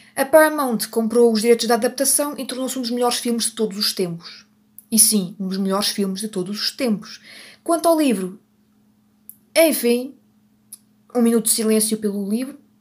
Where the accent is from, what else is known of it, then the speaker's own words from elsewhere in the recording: Portugal; eu sou portuguesa e eu não consigo fazer sotaque italiano